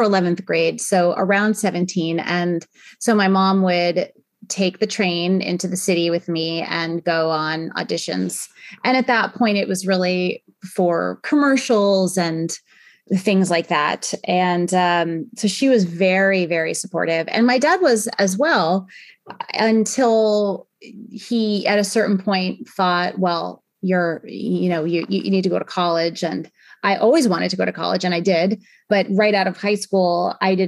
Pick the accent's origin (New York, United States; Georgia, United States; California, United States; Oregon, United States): New York, United States; Northport; moved away as an adult; now in San Francisco, United States; I grew up on Long Island, which is just outside of New York City in New York